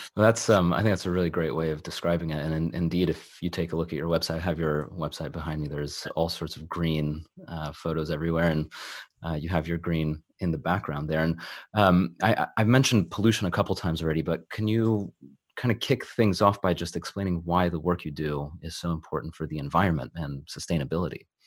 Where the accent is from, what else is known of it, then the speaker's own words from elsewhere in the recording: California, United States; now in London, United Kingdom; I'm originally from California